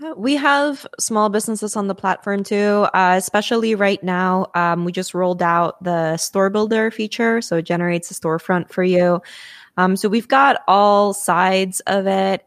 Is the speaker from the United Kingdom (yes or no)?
no; Lima, Peru; Lima, Peru. Mm-hmm. Um, because, fun fact, that's my hometown